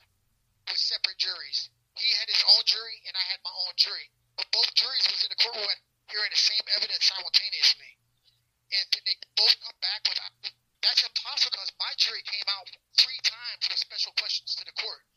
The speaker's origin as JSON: {"language": "English", "town": "West Palm Beach", "region": "Florida", "country": "United States", "tie": "born or raised there", "also_born_or_lived": "Ohio", "said": "I grew up in West Palm Beach. Yeah, I grew up in West Palm, back and forth from Ohio. I'm from Ohio, but I grew up pretty much in West Beach"}